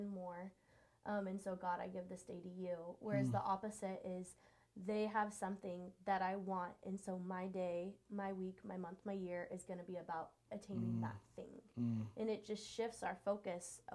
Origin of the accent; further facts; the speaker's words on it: California, United States; moved away as an adult; now in Washington, United States; I'm originally from California, so I moved here 7-ish years ago, and now I'm a Washingtonian